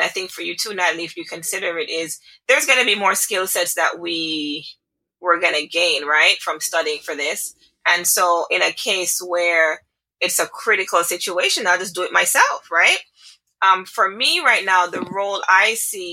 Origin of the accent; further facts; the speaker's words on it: Jamaica; I am Jamaican. I am Jamaican